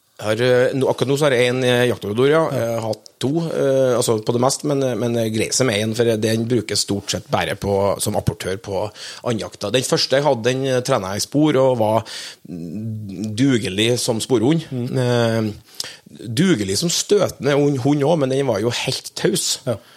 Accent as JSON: {"language": "Norwegian", "country": "Norway", "tie": "born or raised there", "also_born_or_lived": "near Oslo", "said": "kunne faktisk etablert meg på heimgården min, da, der jeg vokste opp"}